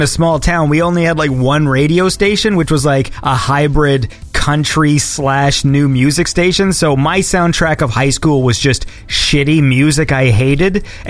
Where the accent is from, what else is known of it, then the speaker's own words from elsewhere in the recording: Canada; I'm a Canadian